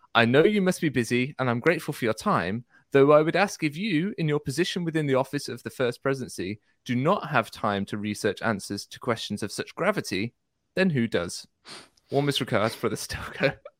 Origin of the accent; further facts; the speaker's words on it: United Kingdom; I'm British